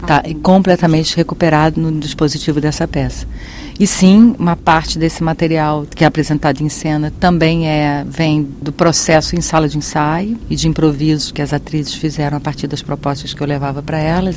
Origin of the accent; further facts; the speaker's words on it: Brazil; eu sou brasileiro tenho uma relação com isso